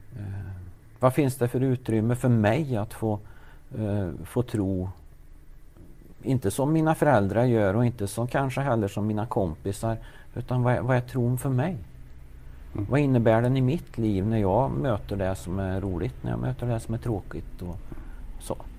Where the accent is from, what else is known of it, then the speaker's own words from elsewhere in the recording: Värmland, Sweden; also born or lived in Lidingö; Jag är en värmlänning som är uppväxt här i Värmland